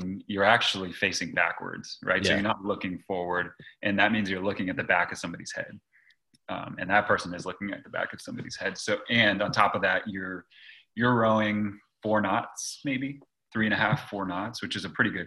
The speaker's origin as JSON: {"language": "English", "town": "Los Gatos", "region": "California", "country": "United States", "tie": "born or raised there", "said": "I grew up in Los Gatos, California, near Santa Cruz, California"}